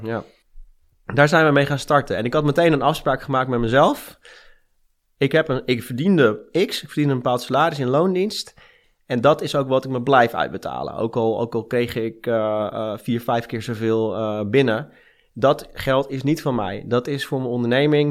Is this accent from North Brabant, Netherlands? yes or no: no; Amsterdam, North Holland, Netherlands; also born or lived in Rotterdam; now in Friesland, Netherlands; Ik ben in Amsterdam geboren